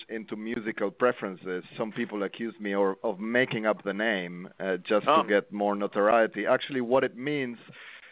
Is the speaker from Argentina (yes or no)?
yes; Argentina; moved away; I'm from Argentina